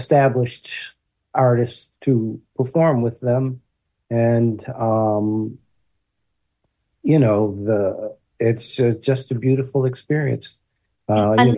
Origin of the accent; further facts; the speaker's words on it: Detroit, Michigan, United States; I'm from Detroit, and I grew up with Geoffrey and his brother David